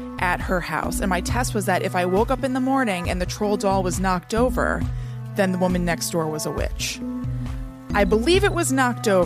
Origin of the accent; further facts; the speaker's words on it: New Jersey, United States; I'm from New Jersey.